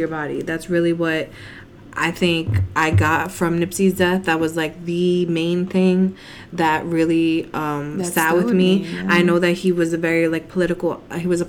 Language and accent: English; East Coast, United States; we're from the East Coast.